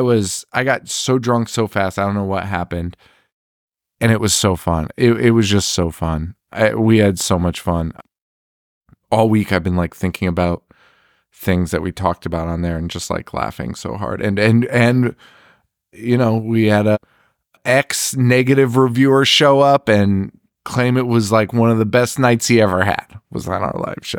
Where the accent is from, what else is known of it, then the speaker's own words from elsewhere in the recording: Connecticut, United States; We're from Connecticut. It's fucking cold here